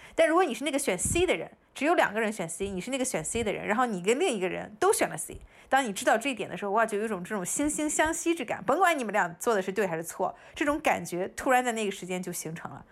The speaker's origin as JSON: {"language": "Chinese", "town": "Qingdao", "region": "Shandong", "country": "China", "moved": "yes", "lives_now": "United States", "said": "虽然青岛已经是个挺大的城市了"}